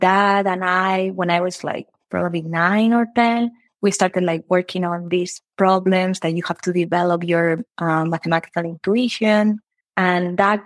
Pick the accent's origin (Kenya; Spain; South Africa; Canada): Spain; moved away as an adult; also born or lived in United Kingdom; now in Chicago, United States; I did math back in Spain. I'm from Spain.